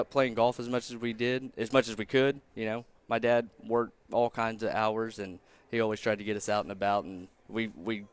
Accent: Chelsea, Oklahoma, United States; my brother and I both, you know, we grew up in Chelsea.

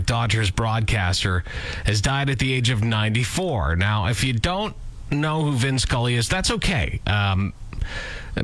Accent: Lanigan, Saskatchewan, Canada; I am from Lanigan. And the Farmer's Almanac was always taken as gospel in my hometown

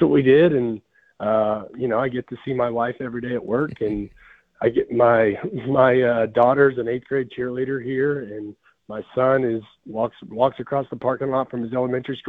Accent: Sapulpa, Oklahoma, United States; I am from Sapulpa. So I'm an alum from Sapulpa.

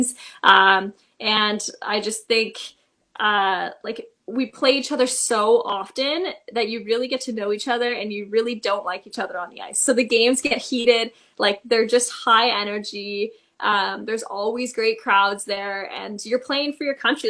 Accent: Toronto, Ontario, Canada; I am from Toronto

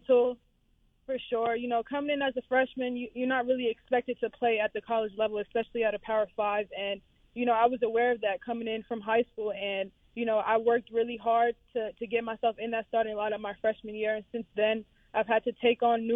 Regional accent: New York, United States; moved away; I'm from New York, so I grew up, you know, trash talking, playing against cousins, playing against guys in the park

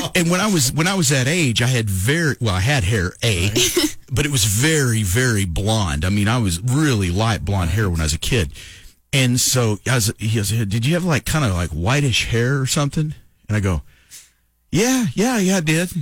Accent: Lovington, New Mexico, United States; moved away; also born or lived in Oklahoma; when I was growing up in Lovington

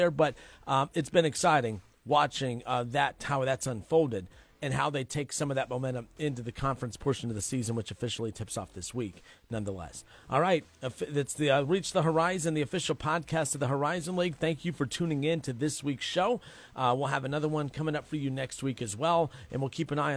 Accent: Dayton, Ohio, United States; I'm from the Dayton area.

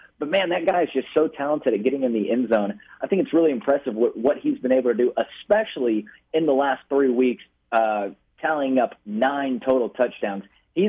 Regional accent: Frisco, Texas, United States; moved away as an adult; But that arena that they're playing in is actually my hometown. That's where I grew up. That's where I spent the first 18 years of my life.

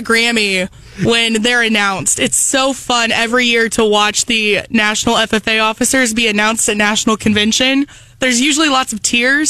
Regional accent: Centralia, Missouri, United States; I did not come from any type of ag background. Growing up in Centralia, you're in a agricultural area

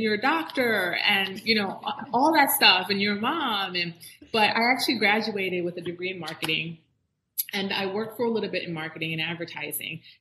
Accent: Miami, Florida, United States; also born or lived in Jamaica / Orlando, Florida; i grew up in south florida i grew up in miami

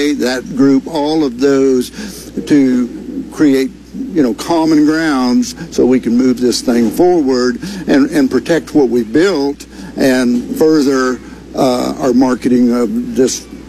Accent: Dallas, Texas, United States; Dallas, which is my hometown.

